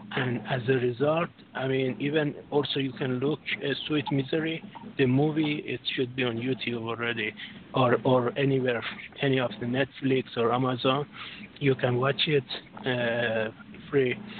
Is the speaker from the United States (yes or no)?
no; Canada; also born or lived in France; born in Canada, but I have uh, my bloodline goes to Europe.